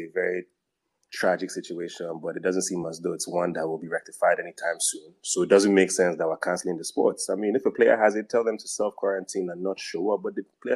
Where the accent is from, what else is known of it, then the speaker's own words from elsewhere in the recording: Nigeria; growing up in Nigeria, just Nigeria